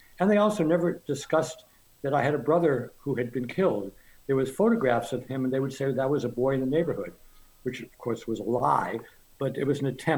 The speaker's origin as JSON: {"language": "English", "town": "Scranton", "region": "Pennsylvania", "country": "United States", "tie": "born or raised there", "said": "I had an unremarkable childhood growing up in Scranton"}